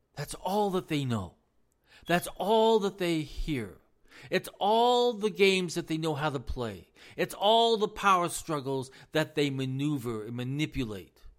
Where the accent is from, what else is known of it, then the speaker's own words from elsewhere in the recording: United States; as American citizens